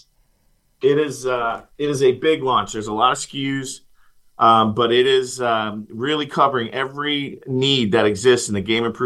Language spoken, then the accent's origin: English; Indiana, United States; I'm from Indiana